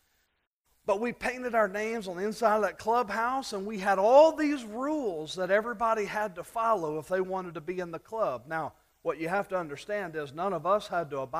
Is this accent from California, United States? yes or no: no; South Louisiana, United States; When I was a kid, growing up in South Louisiana